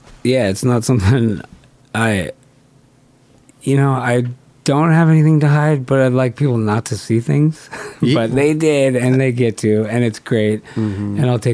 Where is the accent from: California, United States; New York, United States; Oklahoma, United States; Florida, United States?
California, United States; Southern; I'm from California. Yeah, yeah. I grew up at the beach.